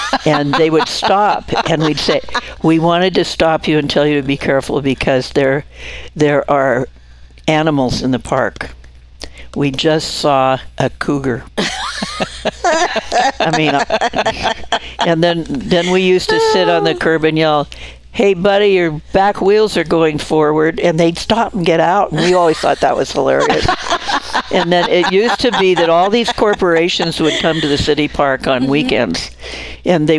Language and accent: English; Coeur d'Alene, Idaho, United States; I grew up in the Fort Grounds